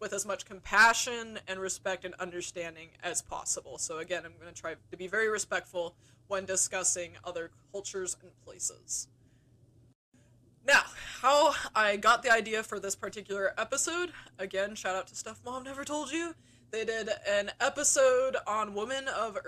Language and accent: English; United States; like me from America